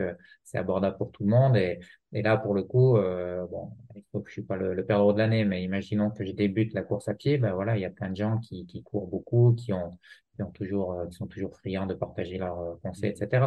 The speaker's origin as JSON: {"language": "French", "area": "Jura", "region": "Bourgogne-Franche-Comté", "country": "France", "said": "en tant que jurassien"}